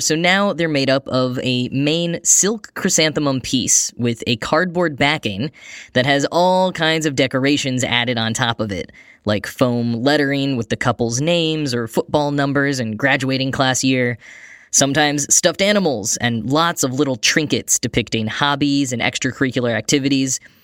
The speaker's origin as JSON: {"language": "English", "region": "Texas", "country": "United States", "tie": "born or raised there", "moved": "yes", "said": "I grew up in Texas"}